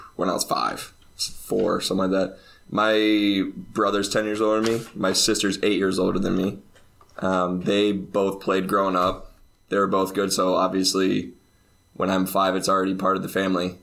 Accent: Champaign, Illinois, United States; moved away as an adult; now in Finland; I'm from Champaign, Illinois. That's about two hours south of Chicago. So there's eighty thousand people ish

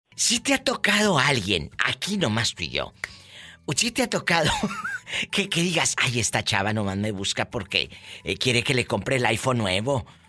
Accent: Matamoros, Tamaulipas, Mexico; moved away; yo tengo muchos años que no voy a mi tierra, que es Matamoros, Tamaulipas.

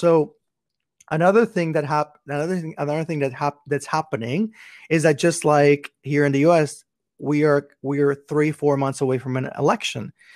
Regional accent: Puerto Rico; now in Houston, United States; I'm originally from Puerto Rico

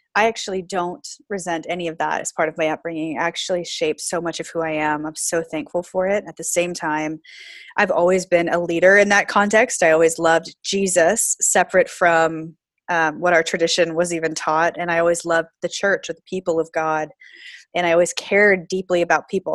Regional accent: Florida, United States; moved away as an adult; also born or lived in Pacific Northwest; so I grew up in the South. Um, a lot of people don't think Florida's the South proper, but I did grow up in Florida

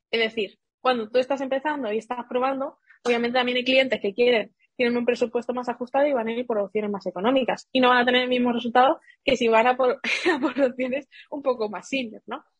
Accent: Seville, Andalusia, Spain; moved away as an adult; also born or lived in Madrid; yo soy de Sevilla y vivía en Sevilla

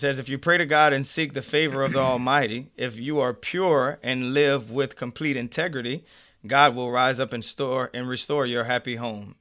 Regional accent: Avery Island, Louisiana, United States; moved away as an adult; also born or lived in New Orleans, Louisiana; I grew up in Avery Island, Louisiana

